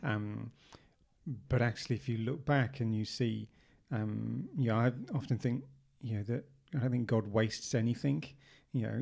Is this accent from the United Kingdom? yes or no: yes; England, United Kingdom; we're English